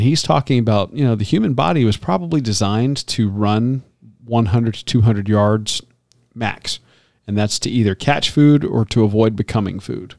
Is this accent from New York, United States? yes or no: no; Tampa, Florida, United States; growing up in Tampa